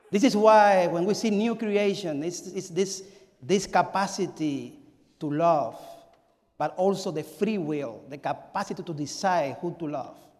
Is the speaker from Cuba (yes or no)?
yes; Cuba; moved away; I am from Cuba, and I was born in 1974, May 25.